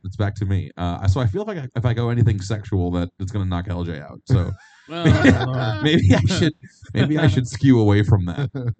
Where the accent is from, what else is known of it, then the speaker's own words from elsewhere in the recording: Buffalo, New York, United States; when I grew up in Buffalo